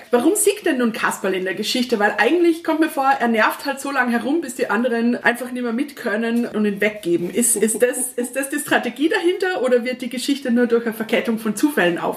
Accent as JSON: {"language": "German", "country": "Austria", "said": "Als Österreicherin darf ich das ja fast gar nicht sagen, aber da ist ja schon ein sehr deutscher Räuber, der Hotzenplotz."}